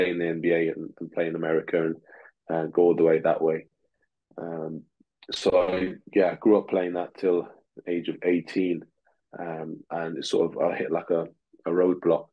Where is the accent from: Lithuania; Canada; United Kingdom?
United Kingdom; England; first language Russian; English is a second language; also born or lived in Moscow, Russia; my dad then decided, and mom decided then to move to England, basically to seek for a better life. And obviously, being a child, I just tagged along, and I had a new life here in the UK, starting again at 7